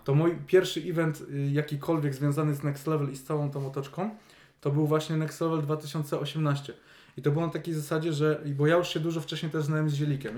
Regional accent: Poznań, Greater Poland, Poland; jesteśmy wszyscy z Poznania

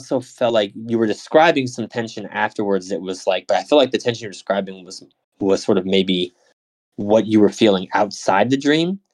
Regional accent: United States; I'm an American too

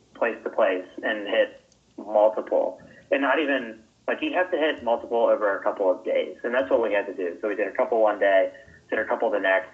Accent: Kentucky, United States; I grew up in Kentucky

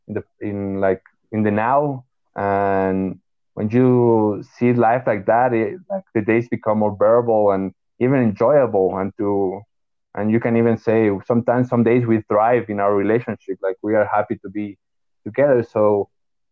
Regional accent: Ecuador; I'm from Ecuador.

